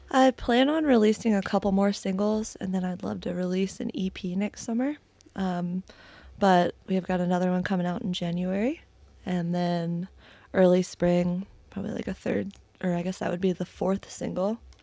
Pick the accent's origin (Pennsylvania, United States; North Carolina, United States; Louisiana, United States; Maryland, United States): Maryland, United States; moved away as an adult; also born or lived in Delray Beach, Florida; now in Jacksonville, United States; I'm from Maryland originally